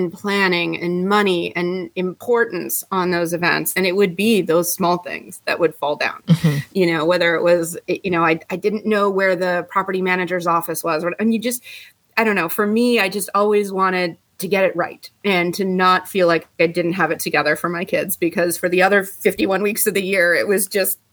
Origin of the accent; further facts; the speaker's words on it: Ottawa, Ontario, Canada; moved away as an adult; now in Tampa Bay, United States; I am originally from Canada, Ottawa, Canada, and I moved here to the Tampa Bay area in 1998